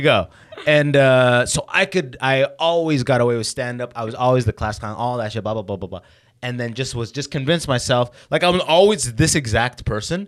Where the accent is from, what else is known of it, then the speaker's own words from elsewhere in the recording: London, Ontario, Canada; also born or lived in Sudan / Waterloo, Canada / Detroit, United States / San Francisco, United States; I moved to London, Ontario. I grew up in London, Ontario